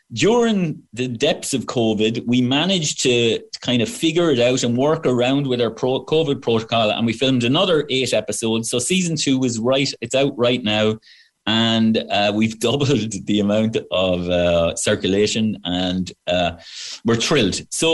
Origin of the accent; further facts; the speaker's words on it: Wexford, Leinster, Ireland; now in United States; Well, about 2 years ago, I was at home in Wexford Town. I'm from Wexford Town, as you can tell from the accent.